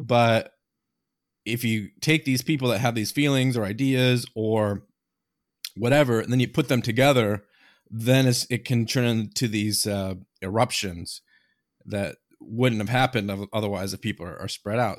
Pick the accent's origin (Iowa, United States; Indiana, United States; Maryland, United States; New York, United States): Iowa, United States; moved away; I grew up in Iowa originally